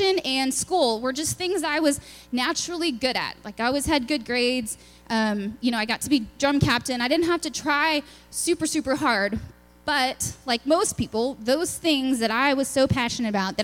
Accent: Lubbock, Texas, United States; moved away; I'm from Lubbock, Texas. It's out in West Texas. We're kind of, you know, in our own little world. It's the land of dirt and wind and tech. So it was a fun place to grow up

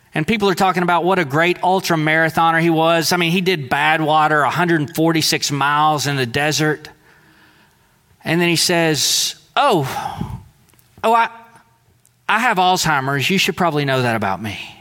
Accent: Deweyville, Texas, United States; in Deweyville, Texas, we might have welcomed the fisherman in, but we didn't welcome the tax guy in, right? Most of us didn't, that is, because most of us, we kind of thought of our mindset, our identity primarily as Southeast Texan

